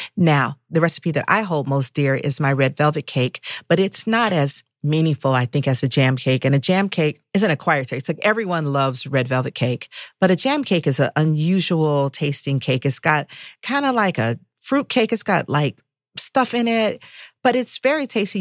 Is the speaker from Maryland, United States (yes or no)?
no; Atlanta, Georgia, United States; I was growing up in Atlanta, Atlanta was hyper-segregated